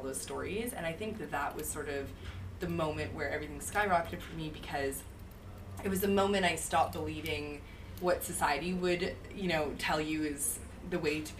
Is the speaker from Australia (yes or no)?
no; Canada; now in New York, United States; I'm from Canada, but I've been